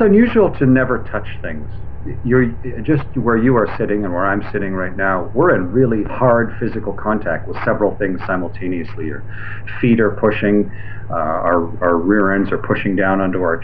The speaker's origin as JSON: {"language": "English", "country": "Canada", "said": "I'm a Canadian"}